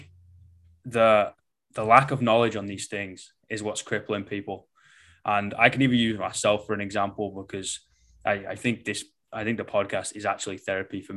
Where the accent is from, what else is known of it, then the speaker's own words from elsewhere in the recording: England, United Kingdom; I am English, you know, we speak basically in sarcasm and metaphors